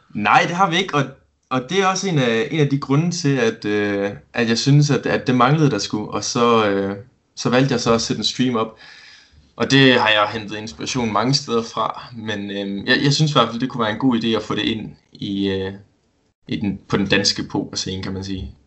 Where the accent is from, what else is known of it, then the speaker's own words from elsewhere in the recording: Esbjerg, Southern Denmark, Denmark; Jeg er 20 år gammel, og så kommer jeg fra Esbjerg